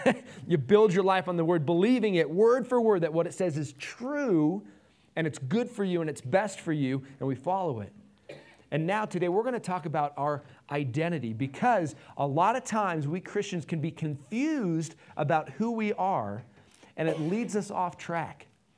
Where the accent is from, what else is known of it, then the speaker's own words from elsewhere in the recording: Nevada, United States; Nevadan? Is that part of who you are? I was born and raised here.